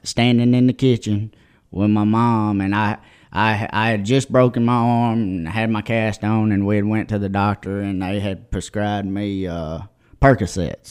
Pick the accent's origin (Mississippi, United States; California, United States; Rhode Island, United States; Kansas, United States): Mississippi, United States; Jumpertown; I'm from Jumpertown, Mississippi